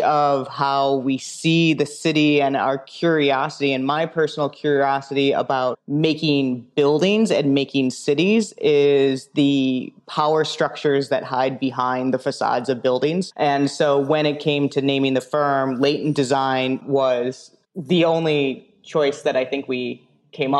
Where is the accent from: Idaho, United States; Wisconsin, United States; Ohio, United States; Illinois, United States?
Illinois, United States; Chicago; I'm a Chicagoan anyway. So I was born in the city